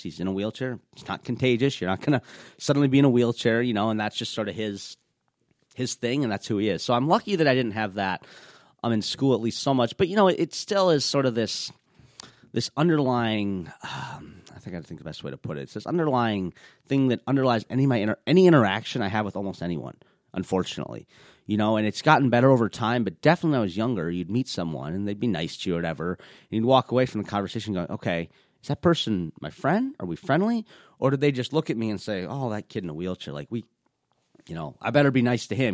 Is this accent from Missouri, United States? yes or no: no; Minnesota, United States; I was born here in Minnesota